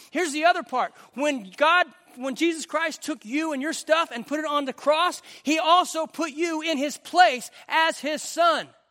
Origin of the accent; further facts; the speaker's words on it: Western Oklahoma, United States; I grew up in Western Oklahoma